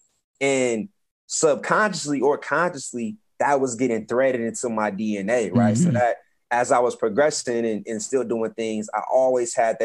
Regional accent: Atlanta, Georgia, United States; moved away as an adult; also born or lived in Nashville / Boston; when I came out of school, I'm from Atlanta, but I came from a school that was kind of considered like, I guess, the hood a little bit

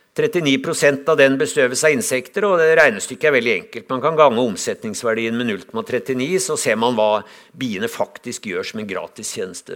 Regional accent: Lillehammer, Innlandet, Norway; Jeg kommer fra Lillehammer

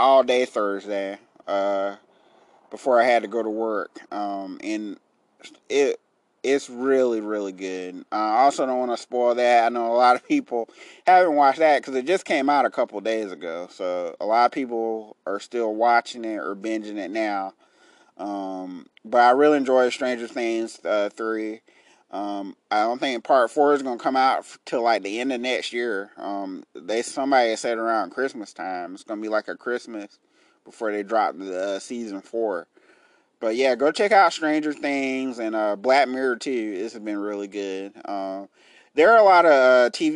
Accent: Enterprise, Alabama, United States; in my hometown, if you live in Enterprise

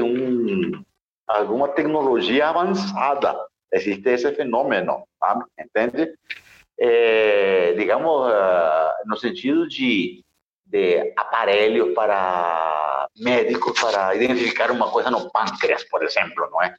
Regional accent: Nicaragua; born or raised there; moved away

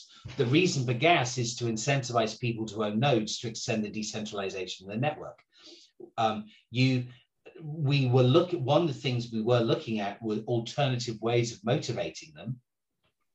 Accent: England, United Kingdom; I'm English

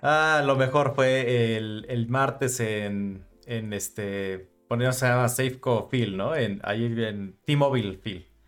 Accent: Mexico; nosotros que somos mexicanos

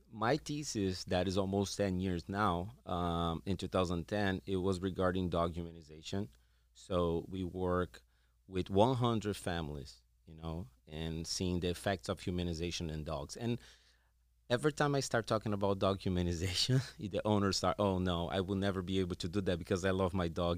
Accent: Brazil; moved away as an adult; I'm originally from Brazil.

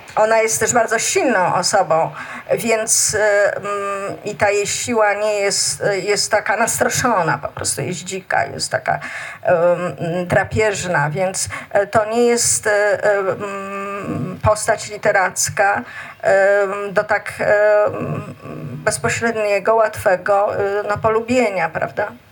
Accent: Warsaw, Masovian Voivodeship, Poland; tam gdzie mieszkam, na Bielanach i chodziłam tam całe życie, bo gdzieś tam też e, się urodziłam i wychowałam.

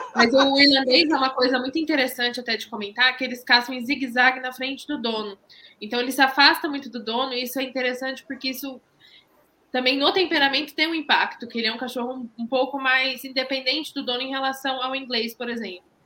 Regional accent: Londrina, Paraná, Brazil; sou de Londrina, no Paraná

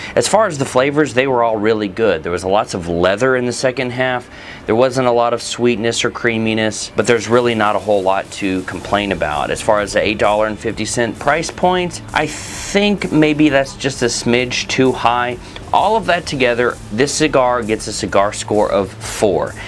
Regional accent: Texas, United States; I'm from Texas too

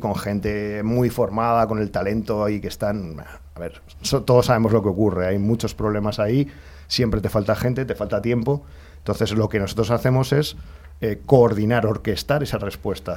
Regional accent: Alcorcón, Community of Madrid, Spain; nací, o sea, el hospital estaba en Madrid, yo me he criado en Alcorcón.

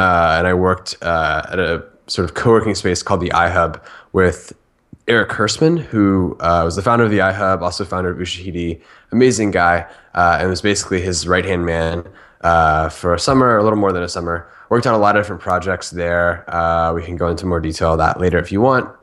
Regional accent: Orlando, Florida, United States; moved away as an adult; now in San Francisco, United States; I'm from Orlando, Florida. Uh, grew up there

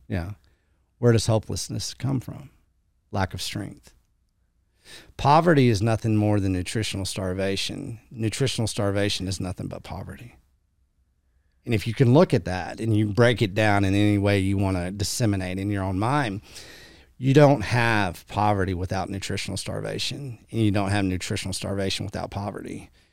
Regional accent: West Texas, United States; I'm this cowboy from West Texas

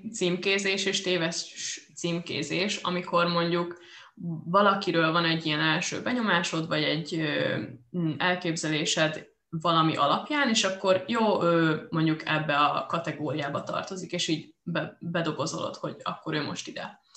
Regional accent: Győr, Győr-Moson-Sopron, Hungary; moved away; itthon vagyok a Győrben, a, a szülővárosomban

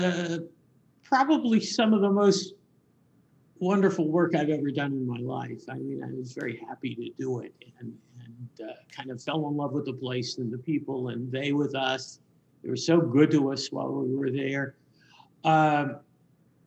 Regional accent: Kansas City, Missouri, United States; now in North Carolina, United States; I was born in Kansas City, Missouri, not too far from where you live

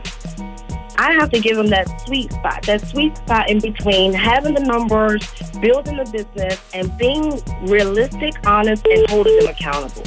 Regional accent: Washington, District of Columbia, United States; I grew up in Washington, D.C., Northeast Blair

